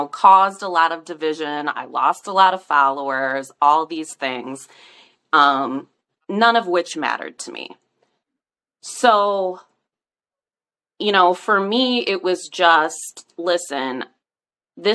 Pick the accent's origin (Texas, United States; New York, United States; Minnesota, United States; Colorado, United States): Minnesota, United States; St. Paul; now in rural Midwest, United States; St. Paul is my hometown